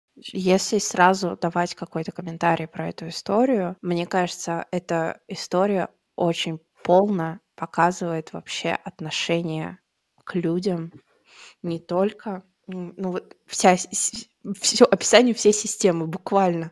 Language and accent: Russian; Tatarstan, Russia; moved away; я сама из Татарстана